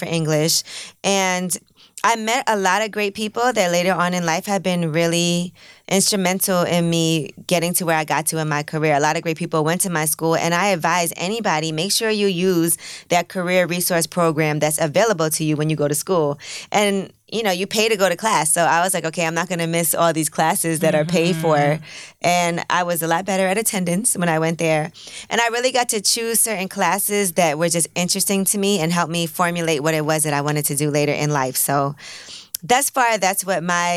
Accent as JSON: {"language": "English", "town": "New York City", "region": "New York", "country": "United States", "tie": "born or raised there", "said": "I grew up in Brooklyn."}